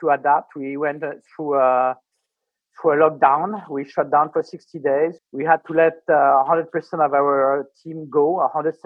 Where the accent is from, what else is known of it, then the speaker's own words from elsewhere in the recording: Paris, Île-de-France, France; moved away as an adult; also born or lived in Coconut Grove, Florida; now in South Florida, United States; I was raised in Paris. I'm French